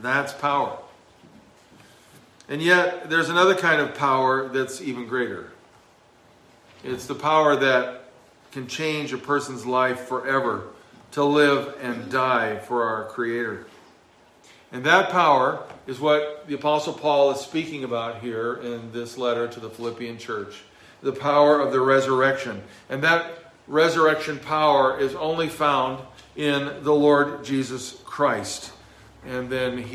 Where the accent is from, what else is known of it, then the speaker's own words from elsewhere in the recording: Southern California, United States; moved away; growing up in Southern California